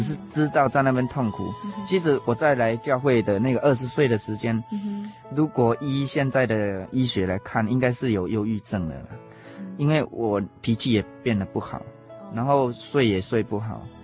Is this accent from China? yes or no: no; Puli, Nantou County, Taiwan; 我们住在南投县埔里镇，啊，一个很淳朴的乡下。啊，从小，啊，我们都是在这样的一个乡村长大。那我是我家里排行老幺的，所以我上面有一个哥哥，啊，三个姐姐